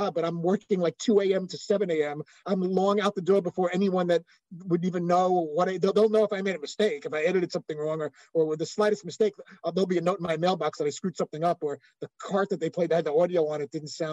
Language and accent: English; New York City, New York, United States; moved away as an adult; also born or lived in Los Angeles / Bristol, Connecticut; I grew up in Brooklyn